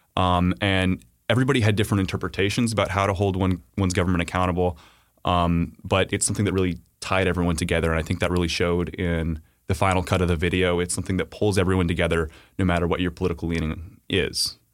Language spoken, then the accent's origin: English; Texas, United States; growing up in Texas